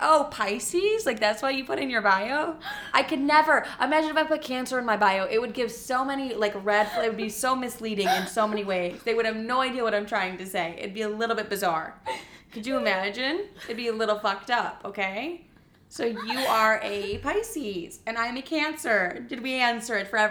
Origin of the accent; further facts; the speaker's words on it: La Grange Park, Illinois, United States; moved away; LaGrange Park, Illinois